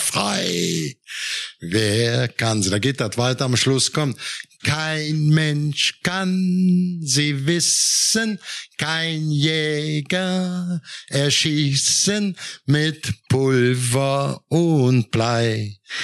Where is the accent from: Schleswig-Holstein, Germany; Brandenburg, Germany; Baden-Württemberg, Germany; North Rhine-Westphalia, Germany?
North Rhine-Westphalia, Germany; Cologne area; ich bin ja im Kölner Raum auch geboren.